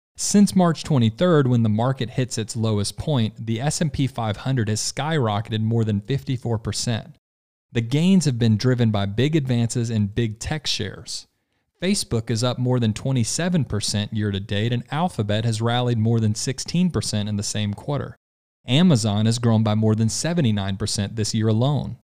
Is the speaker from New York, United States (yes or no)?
no; Louisiana, United States; my home state of Louisiana